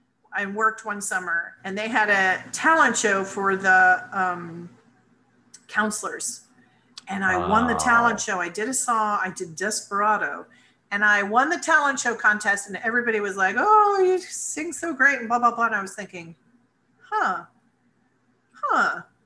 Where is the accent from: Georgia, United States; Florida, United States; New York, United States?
New York, United States; New Rochelle; born there; I was born in New Rochelle, New York.